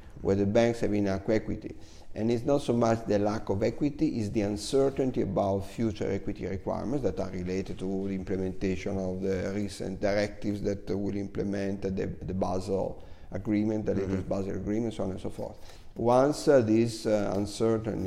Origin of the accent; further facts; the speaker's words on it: Cremona, Lombardy, Italy; moved away; my hometown, Cremona